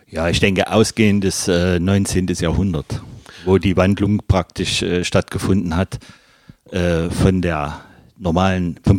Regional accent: Leipzig, Saxony, Germany; now in Magdeburg, Germany; Ich bin gebürtiger Leipziger, ja.

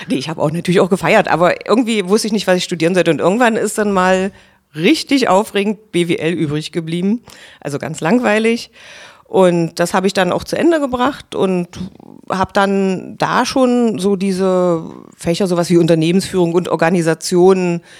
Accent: Saxony-Anhalt, Germany; ich bin ja am Neustädter See aufgewachsen in der äh, Region.

